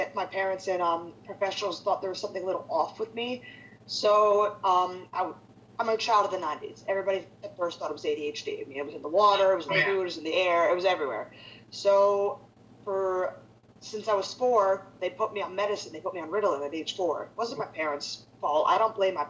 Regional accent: Philadelphia, Pennsylvania, United States; moved away as an adult; I grew up in Philadelphia, Pennsylvania. I actually lived there until about maybe 5 years ago

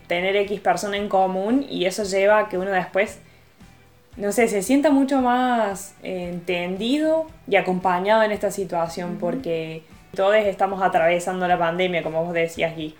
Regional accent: Argentina; moved away as an adult; now in Italy; acá en Argentina

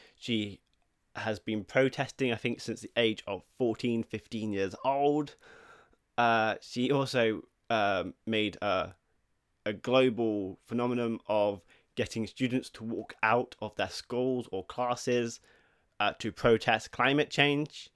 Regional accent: England, United Kingdom; I may not be Swedish, I am English

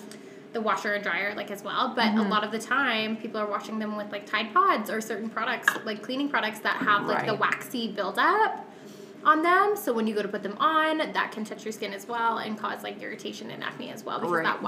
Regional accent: Calgary, Alberta, Canada; I am from Calgary

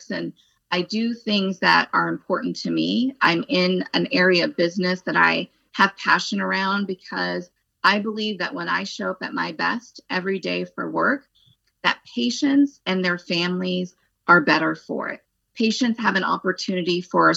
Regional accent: Phoenix, Arizona, United States; moved away as an adult; also born or lived in Los Angeles / Texas / Northern California; now in New Jersey, United States; I'm from Arizona, from Phoenix. I went to school in Phoenix

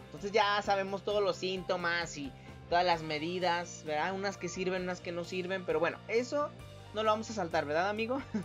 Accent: Mexico

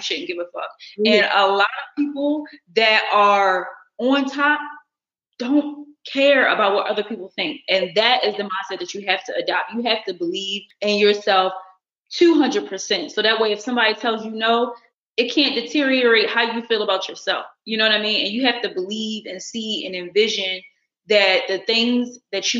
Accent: Baltimore, Maryland, United States; now in Los Angeles, United States; I'm from Baltimore City

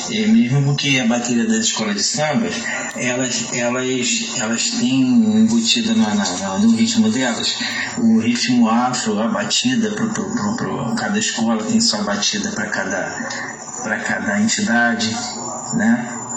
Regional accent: São Gonçalo, Rio de Janeiro, Brazil; de onde eu fui criado na Porta Pedra

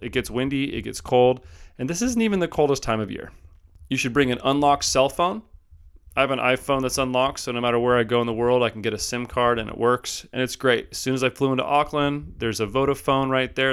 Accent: Southern California, United States; moved away; I'm from originally Southern California

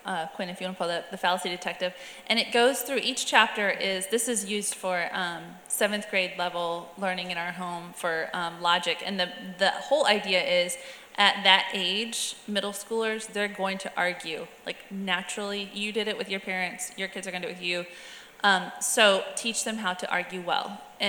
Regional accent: Alabama, United States; also born or lived in South Georgia; But I mean, growing up in South Alabama, South Georgia, like the switch is a thing.

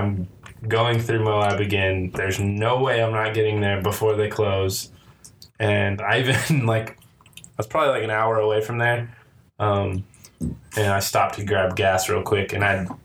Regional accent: Ohio, United States; now in Washington, United States; I'm originally from Ohio

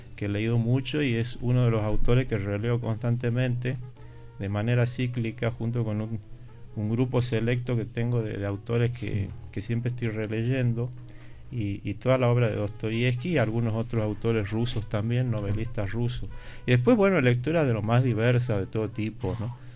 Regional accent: Tucumán, Argentina; moved away as an adult; also born or lived in Buenos Aires, Argentina / Madrid, Spain; Yo me considero un tucumano prácticamente mm. de, nacimiento

